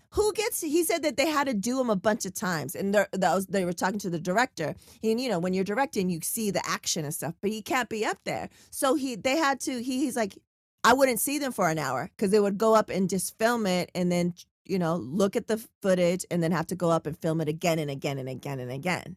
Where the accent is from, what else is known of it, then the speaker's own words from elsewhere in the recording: San Diego, California, United States; I'm from San Diego